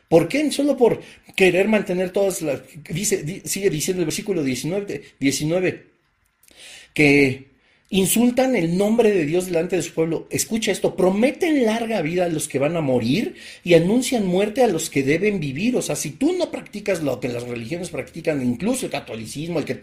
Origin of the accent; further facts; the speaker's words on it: Mexico; te acabó el 20, como decimos en México, ¿verdad?